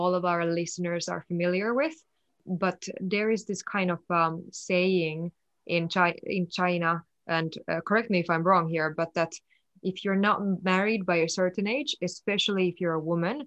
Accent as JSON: {"language": "English", "country": "Finland", "said": "in my home country, Finland"}